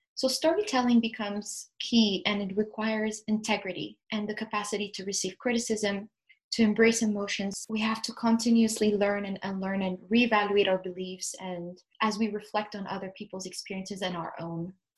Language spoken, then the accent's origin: English; Addis Ababa, Ethiopia; moved away as an adult; also born or lived in Ontario, Canada; now in Ottawa area, Canada; I was born and raised in Addis Ababa in Ethiopia